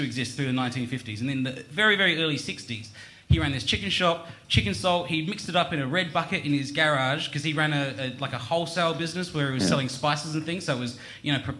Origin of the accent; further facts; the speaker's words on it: Adelaide, South Australia, Australia; I grew up in Adelaide